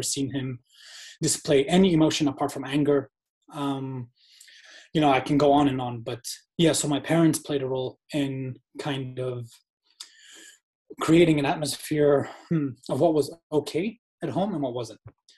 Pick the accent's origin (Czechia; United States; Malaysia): Malaysia; moved away as an adult; also born or lived in Indonesia; so I was born in Indonesia. And then when I was like 1 year old, I moved to Malaysia. And I lived in Malaysia from 1 year old up until 20 years old.